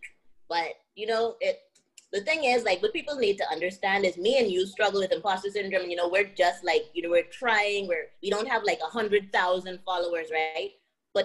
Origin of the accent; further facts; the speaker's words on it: Bahamas; moved away as an adult; I came from the Bahamas, you know, the Bahamas is black and white